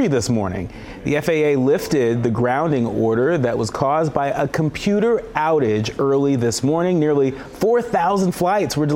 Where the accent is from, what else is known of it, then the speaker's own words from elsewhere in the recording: Northern California, United States; moved away; I grew up in Northern California and spent a lot of my life and career in the Golden State